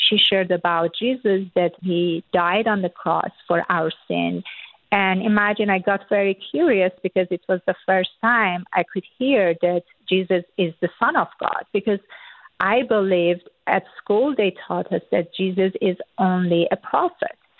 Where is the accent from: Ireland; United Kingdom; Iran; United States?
Iran; born or raised there; first language Persian; English is a second language; moved away